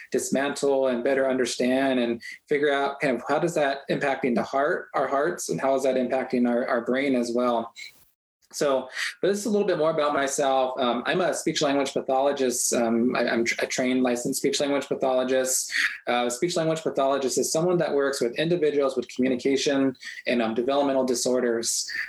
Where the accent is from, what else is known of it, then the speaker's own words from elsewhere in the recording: Tohatchi, New Mexico, United States; My mom is Navajo, and I grew up in Tehachapi, New Mexico, which is on the Navajo Nation.